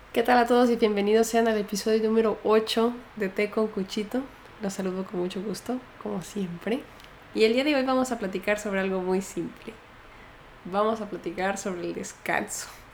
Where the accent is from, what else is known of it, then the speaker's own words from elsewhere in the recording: Mexico; moved away; soy mexicana